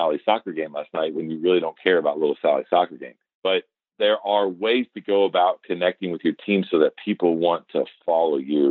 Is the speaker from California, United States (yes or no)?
no; Atlanta, Georgia, United States; I'm glad to say I'm from Atlanta